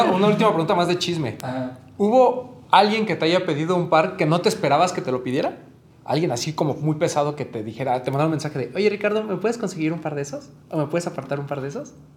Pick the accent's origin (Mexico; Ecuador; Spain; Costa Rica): Mexico